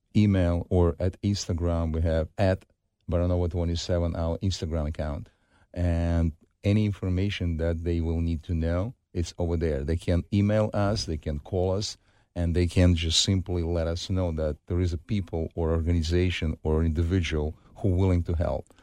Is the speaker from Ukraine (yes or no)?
yes; Ukraine; moved away; I grew up in Ukraine, I live more, a little bit over my, half of my life in Ukraine